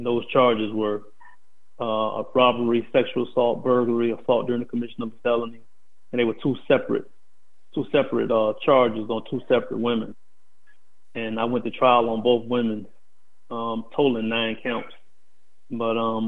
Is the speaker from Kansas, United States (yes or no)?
no; Tampa, Florida, United States; moved away as an adult; also born or lived in Dawson, Georgia / West Virginia; I am from Tampa, Florida. I was born in Dawson, Georgia. Left Dawson, Georgia at the age of 2 and was raised in Tampa up until I went away.